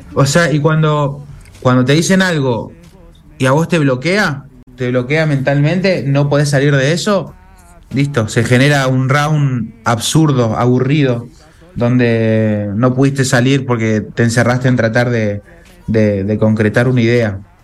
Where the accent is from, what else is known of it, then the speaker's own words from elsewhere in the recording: Argentina; Yo soy argentino, soy hijo de madre argentina